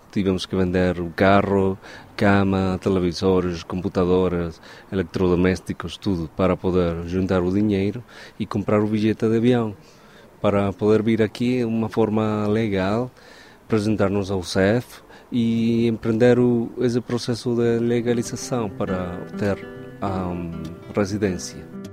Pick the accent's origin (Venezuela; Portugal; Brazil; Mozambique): Venezuela; moved away; sou venezuelano